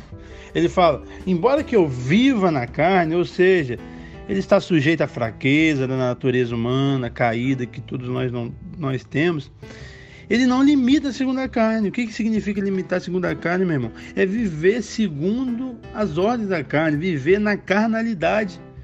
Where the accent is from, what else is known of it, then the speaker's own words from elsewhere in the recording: Rio de Janeiro, Brazil; moved away; eu sou natural do Rio